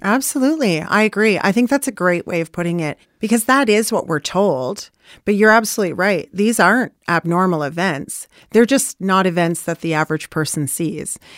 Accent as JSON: {"language": "English", "town": "Newmarket", "region": "Ontario", "country": "Canada", "tie": "born or raised there", "also_born_or_lived": "Bradford", "said": "I grew up in Newmarket primarily. That's where I went to school. My earliest childhood memories of school was in Bradford."}